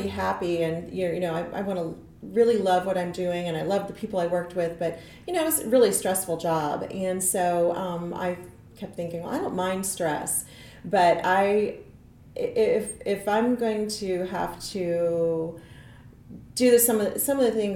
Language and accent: English; Nebraska, United States; moved away as an adult; also born or lived in Kansas City, Missouri; now in Lee's Summit, United States; I grew up in Nebraska, but I landed in Kansas City, like, I don't know, 28 years ago or so.